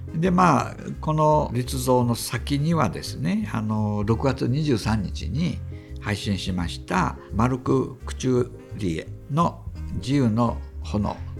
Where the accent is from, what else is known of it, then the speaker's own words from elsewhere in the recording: Kansai, Japan; moved away as an adult; now in Tokyo, Japan; 私は、まあ、関西出身